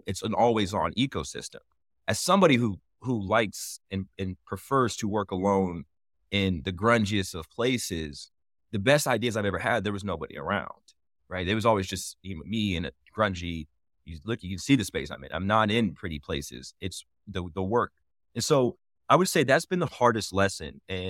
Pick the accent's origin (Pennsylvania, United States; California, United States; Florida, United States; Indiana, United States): Indiana, United States; Indianapolis; Yeah. So I'm from Indianapolis, hometown, like something near and dear to my heart.